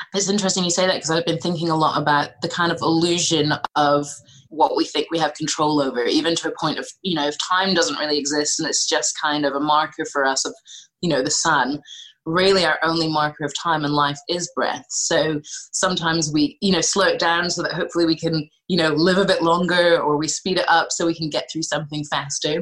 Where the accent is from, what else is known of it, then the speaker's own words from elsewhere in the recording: Scotland, United Kingdom; I was growing up in Scotland